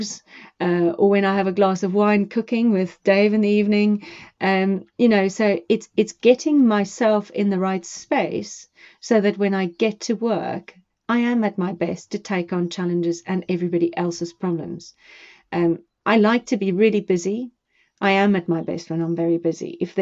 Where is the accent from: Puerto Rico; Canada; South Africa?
South Africa; now in United Kingdom; I come from South Africa